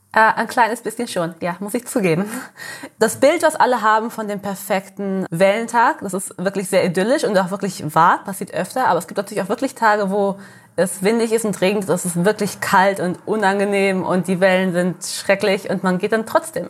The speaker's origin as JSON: {"language": "German", "town": "Sagres", "region": "Algarve", "country": "Portugal", "tie": "born or raised there", "also_born_or_lived": "Germany", "said": "Ich bin hier geboren, ich habe mein ganzes Leben lang hier, ge also hier gelebt"}